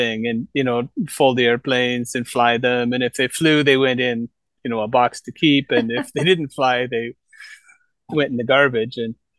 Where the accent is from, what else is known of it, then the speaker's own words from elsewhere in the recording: Toronto, Ontario, Canada; moved away as an adult; now in Gifu, Japan; I grew up in Toronto.